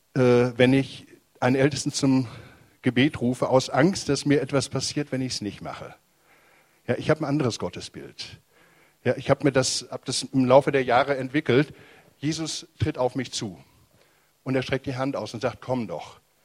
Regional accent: Germany; bei uns in Deutschland

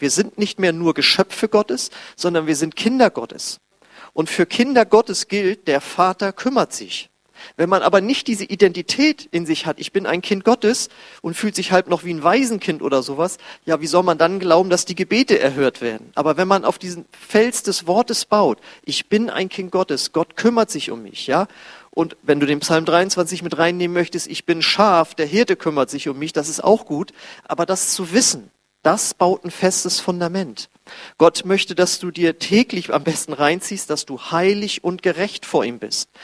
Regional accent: Germany; wir als Deutsche

